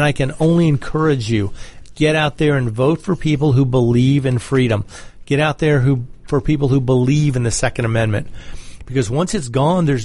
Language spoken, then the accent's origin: English; Georgia, United States; my home state of Georgia